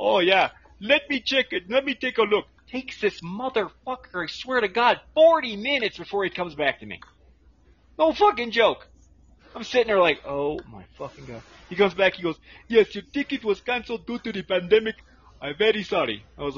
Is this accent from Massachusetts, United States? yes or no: yes; Massachusetts, United States; now in Ecuador; I'm from Mass too, but I live in Ecuador.